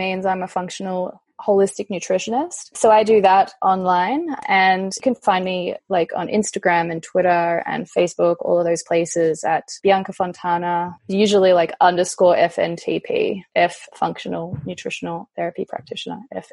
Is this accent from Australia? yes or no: yes; about 2 hours out of Melbourne, rural Victoria, Australia; moved away as an adult; also born or lived in Italy / Austria / London; now in Shanghai, China; So I am from Australia, born and raised in the country, about 2 hours out of Melbourne, but spent most of my time living in Melbourne